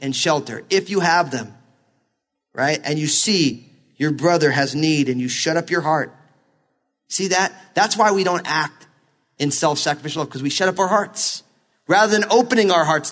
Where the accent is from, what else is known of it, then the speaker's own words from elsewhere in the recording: New Jersey, United States; growing up in New Jersey